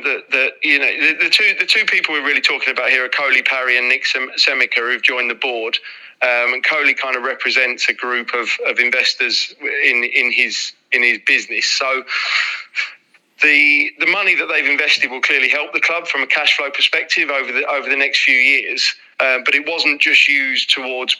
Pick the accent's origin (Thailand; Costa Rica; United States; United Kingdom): United Kingdom; London; we're all from East London